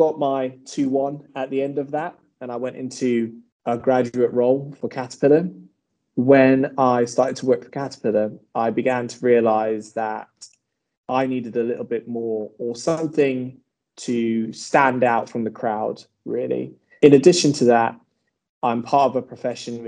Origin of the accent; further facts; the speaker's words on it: Bristol, South West England, United Kingdom; I was from Bristol